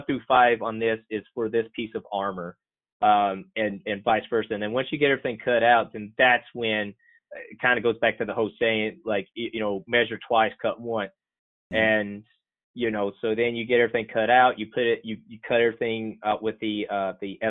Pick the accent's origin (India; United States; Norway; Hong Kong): United States; Floyd County, Eastern Kentucky; moved away as an adult; now in North Carolina, United States; I'm originally from Eastern Kentucky, a little county called Floyd.